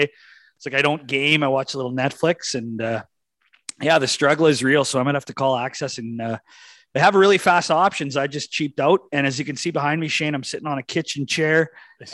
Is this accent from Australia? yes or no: no; Manitoba, Canada; now in Saskatchewan, Canada; I come from Manitoba. I'm back in Saskatchewan now